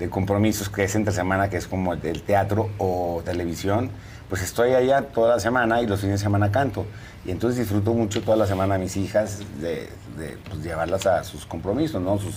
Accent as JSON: {"language": "Spanish", "town": "Torreón", "region": "Coahuila", "country": "Mexico", "said": "Yo, pues yo soy de Torreón, a mí no me cuesta."}